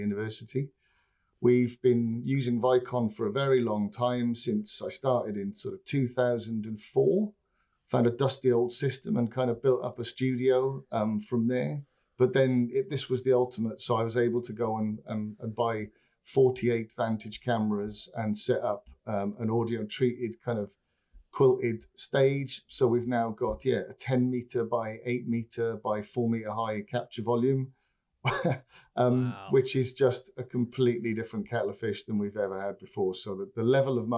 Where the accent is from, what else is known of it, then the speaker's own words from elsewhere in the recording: Llantrisant, Wales, United Kingdom; I grew up in South Wales, of all places, in a little place called Llantrisant, just outside Cardiff